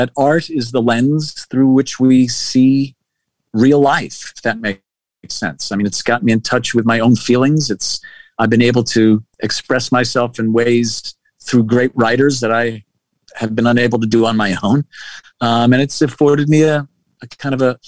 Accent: New York City, New York, United States; I was bullied and mugged a bunch growing up in Queens, beloved Queens

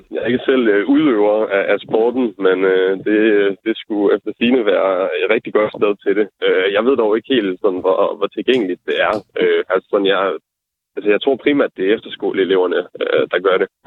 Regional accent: Venø, Central Denmark Region, Denmark; moved away; jeg laver måske ikke lige det store på Venø. Det er jo bare der, hvor jeg voksede op

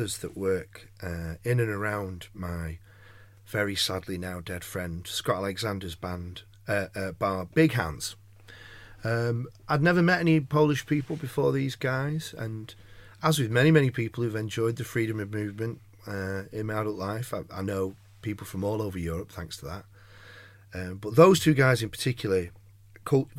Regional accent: Manchester, North West England, United Kingdom; I am, of course, fiercely Mancunian

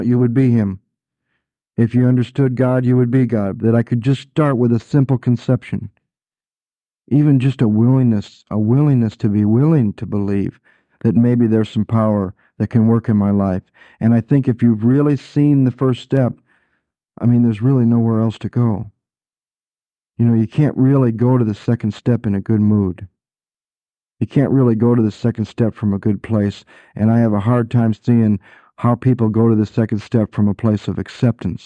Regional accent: Michigan, United States; growing up in Michigan

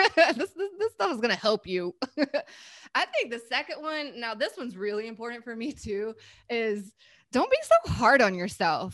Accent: North Carolina, United States; I'm from North Carolina, and, um, in my school system in North Carolina, we had Spanish

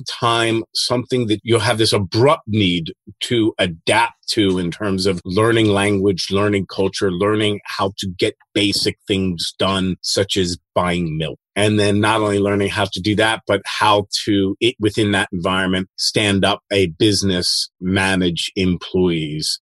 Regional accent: Philadelphia, Pennsylvania, United States; moved away as an adult; also born or lived in Eastern Europe; I grew up in Philadelphia

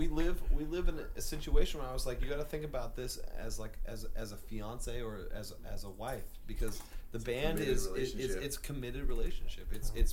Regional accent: New Jersey, United States; Nah, I came from Jersey. Ended up traveling a bunch. Ended up in Portland.

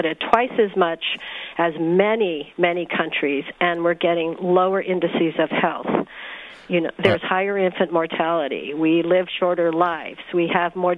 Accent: California, United States; I'm from California

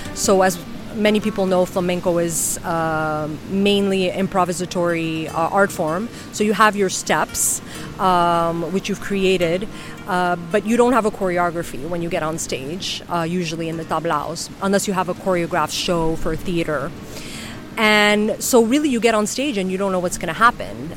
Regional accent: New York City, New York, United States; moved away as an adult; also born or lived in Madrid, Spain; now in Ibiza, Spain; I was born and raised in New York City

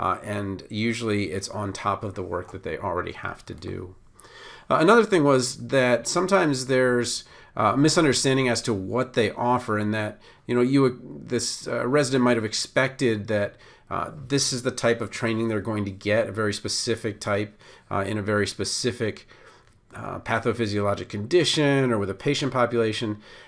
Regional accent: Baltimore, Maryland, United States; okay, I came from Baltimore, so that might not be as much of an issue for me

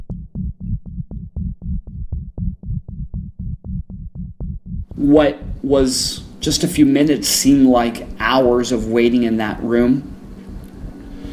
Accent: El Paso, Texas, United States; I grew up in El Paso, which is border town with Juarez.

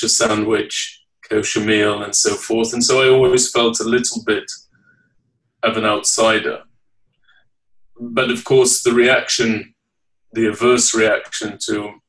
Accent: Leeds, Yorkshire and the Humber, United Kingdom; I was born and raised in the United Kingdom. I'm from the city of Leeds in the northeast

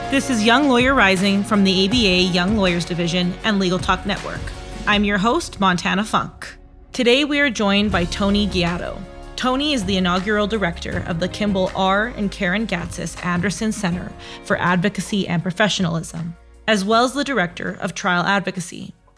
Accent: Canada; I'm Canadian, so I say bag weird, JAG weird

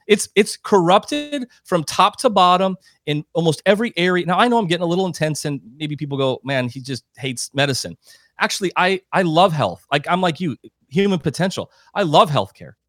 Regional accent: South Dakota, United States; I'm a Midwestern guy. You said I'm from South Dakota

